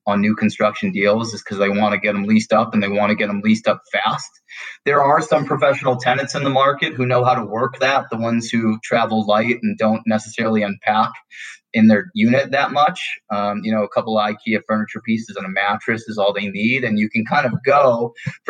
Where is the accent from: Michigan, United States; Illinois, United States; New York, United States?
Michigan, United States; Detroit; moved away as an adult; now in Denver, United States; my hometown market of Detroit